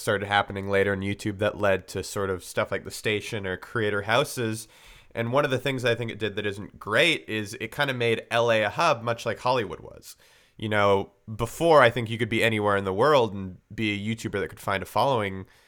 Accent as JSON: {"language": "English", "town": "Vancouver", "region": "British Columbia", "country": "Canada", "tie": "born or raised there", "said": "me and Thomas were, we grew up in Vancouver"}